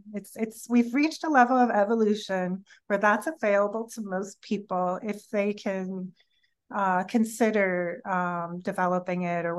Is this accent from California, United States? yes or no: yes; California, United States; maybe I'm from California and maybe that sounds like I'm from California